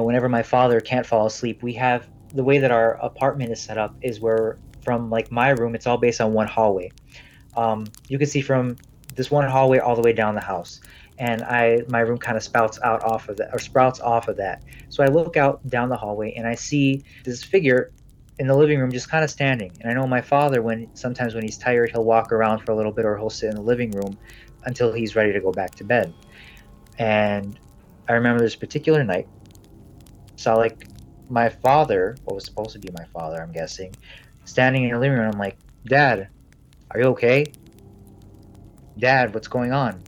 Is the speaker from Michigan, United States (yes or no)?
yes; Detroit, Michigan, United States; moved away; We're originally from Detroit